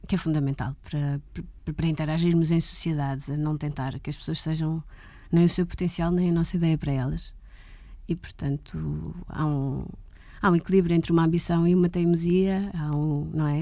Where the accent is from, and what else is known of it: Portugal; born or raised there; also born or lived in London